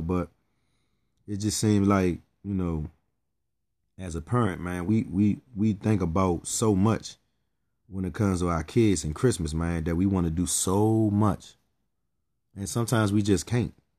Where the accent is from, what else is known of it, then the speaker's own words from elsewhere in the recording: Pennsylvania, United States; I was raised in Pennsylvania.